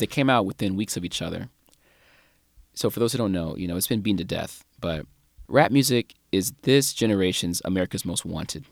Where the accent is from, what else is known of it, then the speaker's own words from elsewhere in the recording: St. Louis, Missouri, United States; … from my hometown, Saint Louis